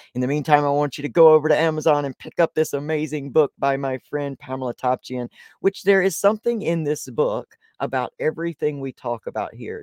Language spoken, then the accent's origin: English; Deep South, United States; I was born in the Deep South